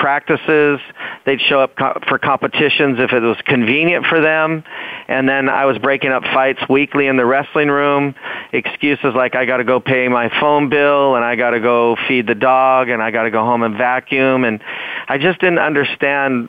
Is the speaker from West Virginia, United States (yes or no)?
no; Washington, United States; moved away as an adult; now in California, United States; growing up in Washington State